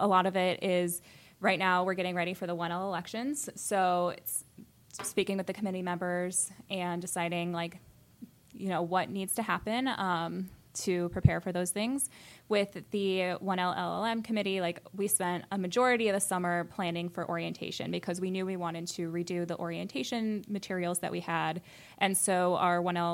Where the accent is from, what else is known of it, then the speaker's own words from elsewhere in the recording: Champaign, Illinois, United States; moved away as an adult; also born or lived in Indiana / Chicago, Illinois; now in Williamsburg, Virginia, United States; I'm originally from Champaign, Illinois